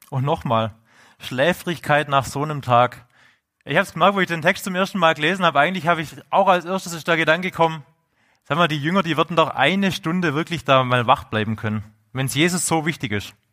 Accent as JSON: {"language": "German", "region": "Swabia", "country": "Germany", "accent": "Swabian", "said": "man hört es ja bei meinem Dialekt, ich bin ja Urschwab."}